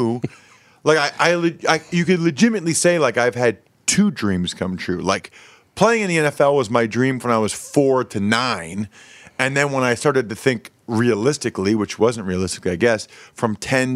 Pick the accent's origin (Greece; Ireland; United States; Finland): United States; Reading, Pennsylvania; I'm from Reading, Pennsylvania. Grew up a huge Eagles fan